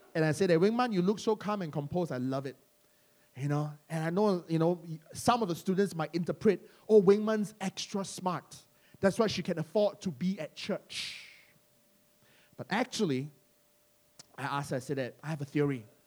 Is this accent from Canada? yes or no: no; Malaysia; now in London, United Kingdom; some people call us Malaysian church, and we're Malaysian